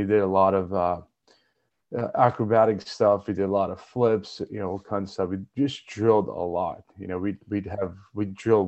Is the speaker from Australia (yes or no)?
no; Armenia; Basically, you're born in Armenia, you do some kind of a combat sport, wrestling, judo, boxing, sambo. That's just the culture of it.